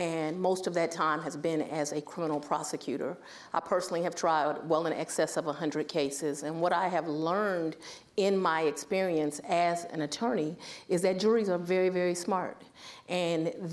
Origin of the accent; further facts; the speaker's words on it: Washington, District of Columbia, United States; moved away; I'm from the Washington, D.C. area